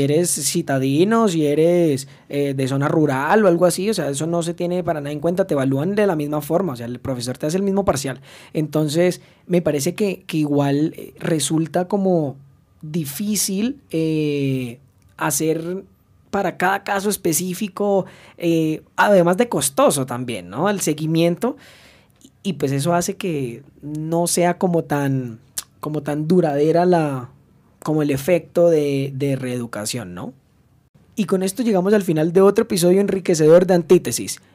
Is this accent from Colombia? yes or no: yes; Colombia; en mi país.